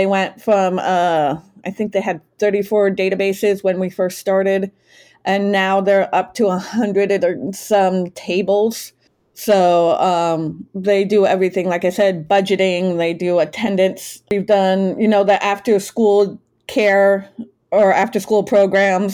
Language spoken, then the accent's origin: English; New Hampshire, United States; I'm originally from New Hampshire